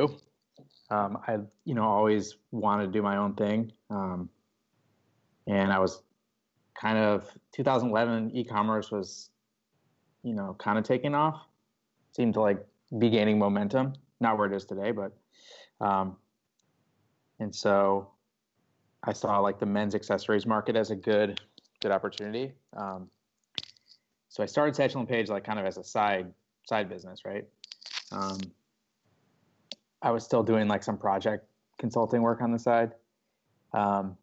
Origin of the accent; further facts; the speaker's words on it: Chicago suburbs, Illinois, United States; moved away as an adult; also born or lived in Austin, Texas; Yeah, so I grew up in Chicago suburbs